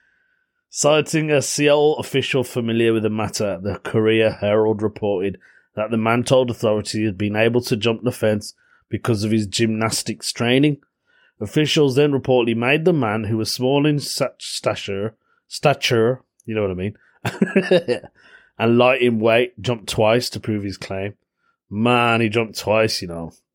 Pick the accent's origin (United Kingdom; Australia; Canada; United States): United Kingdom; Belfast, Northern Ireland; accent: Belfast; my Belfast accent